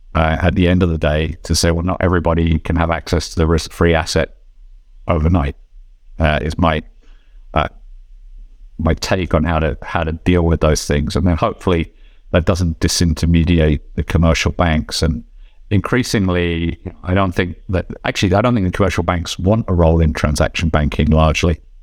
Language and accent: English; Switzerland; in my home country here in Switzerland